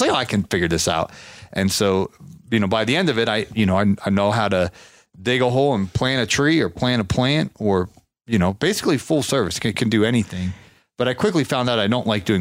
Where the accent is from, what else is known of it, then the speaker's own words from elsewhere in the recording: Ohio, United States; I'm from Ohio